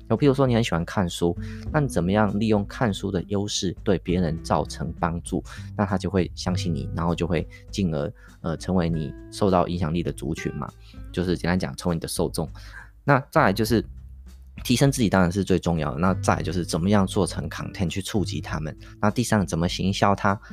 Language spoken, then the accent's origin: Chinese; Taiwan; 我们台湾人